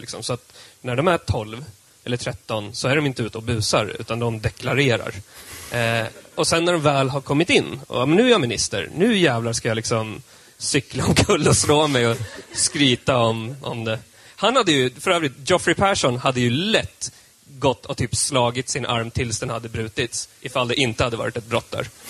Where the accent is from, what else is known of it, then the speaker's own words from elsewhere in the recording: Södermanland, Sweden; jag är sörmlänning som han är